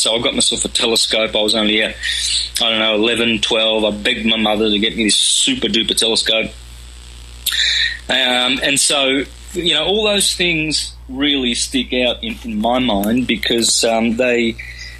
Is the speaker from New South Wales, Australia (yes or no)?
no; country Victoria, Australia; first language Calabrian; English is a second language; up in country Victoria, Australia, with Italian migrated parents from southern Italy.